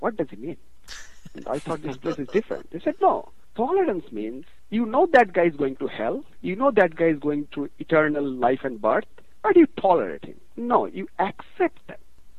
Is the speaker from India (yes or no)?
yes; India; moved away as an adult; now in United States; I'm from India, but I'll talk a lot about India, but I make a very conscious decision that I am American now. I mean, India is, I am of Indian origin, and that's it.